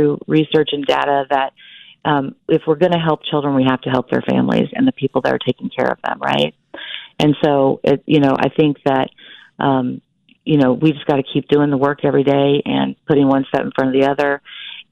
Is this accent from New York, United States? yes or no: no; Wichita, Kansas, United States; I'm from Wichita, Kansas